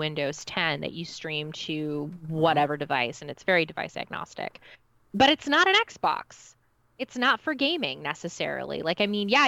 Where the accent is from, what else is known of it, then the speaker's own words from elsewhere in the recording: Canada; as a Canadian